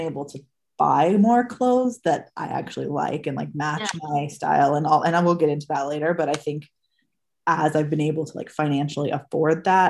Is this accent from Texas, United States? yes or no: no; Southern California, United States; I grew up in Southern California